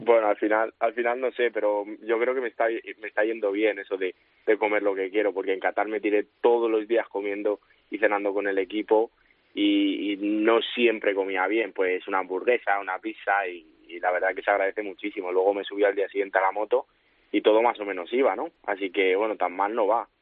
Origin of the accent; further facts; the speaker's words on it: San Martín de la Vega, Community of Madrid, Spain; es mi pueblo, eh, todo el mundo creo que aquí, bueno, pues al final me, me conoce pues, porque es un pueblo pequeñito y conozco a todo el mundo